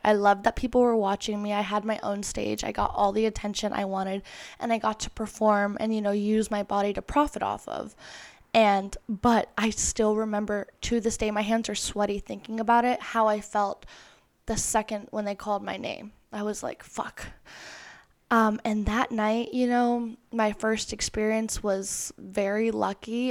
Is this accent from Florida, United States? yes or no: yes; Florida, United States; moved away as an adult; now in Los Angeles, United States; I moved from Florida to L A when I was eighteen years old. The first family member to move out of state.